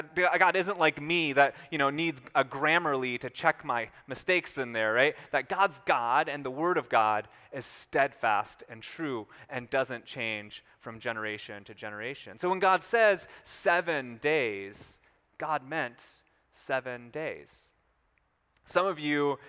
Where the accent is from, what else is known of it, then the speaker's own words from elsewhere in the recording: Minnesota, United States; my small town in Minnesota